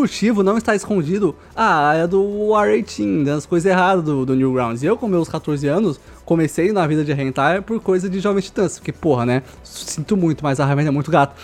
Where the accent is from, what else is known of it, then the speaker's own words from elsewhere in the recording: Osasco, São Paulo, Brazil; also born or lived in Coab; a gente saiu da Coab e foi pro Osasco